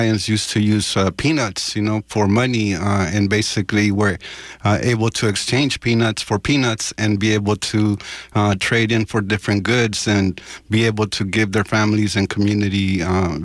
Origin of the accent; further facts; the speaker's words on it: El Salvador; moved away; I'm originally from El Salvador.